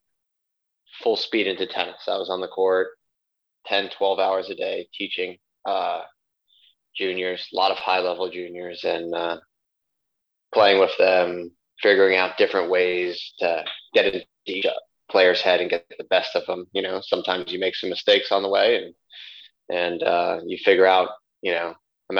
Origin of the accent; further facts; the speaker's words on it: Miami, Florida, United States; I grew up in Miami